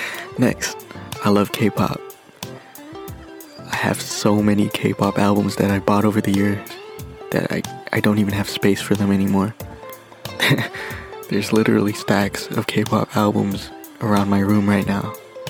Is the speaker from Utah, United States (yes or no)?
no; Bay Area, California, United States; a Filipino from the Bay Area